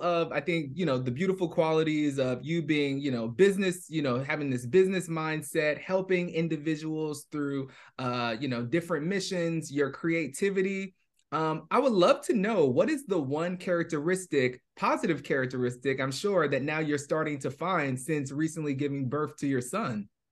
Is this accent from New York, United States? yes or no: yes; New York, United States; moved away as an adult; now in Bay Area, United States; I was born and raised in New York